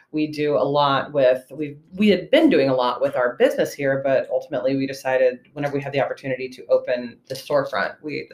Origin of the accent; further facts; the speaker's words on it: South Carolina, United States; moved away as an adult; now in Woodbridge, United States; I'm from South Carolina originally.